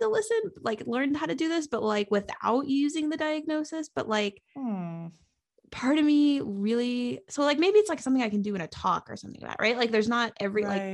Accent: New England, United States; I'm from New England

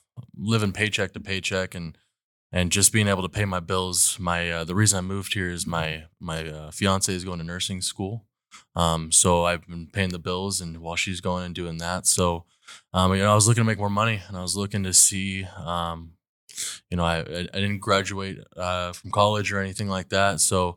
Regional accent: Fresno, California, United States; I'm from Fresno, California. I moved here probably a year and a half ago.

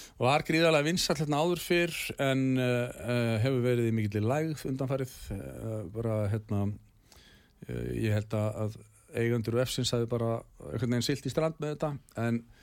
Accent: Garðabær, Capital Region, Iceland; Ég er allavega upp á alveg í Garabænum og hérna, bjóð þar til fullorins ára

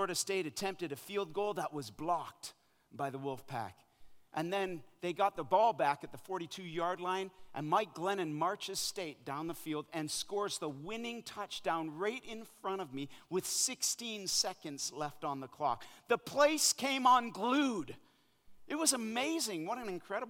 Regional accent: Canada; moved away as an adult; also born or lived in Africa; now in North Carolina, United States; I'm a Canadian boy who grew up playing ice hockey

